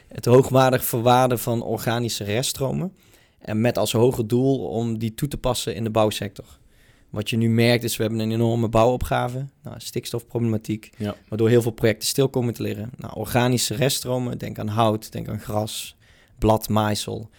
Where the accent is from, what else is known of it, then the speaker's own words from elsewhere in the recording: North Limburg, Netherlands; Ik kom zelf uit Noord-Limburg